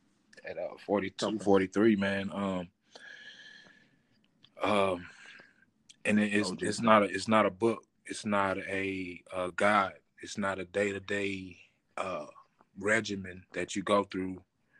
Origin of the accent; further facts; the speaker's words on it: Terrell, Texas, United States; We started in the South. Actually, I was born in Terrell, Texas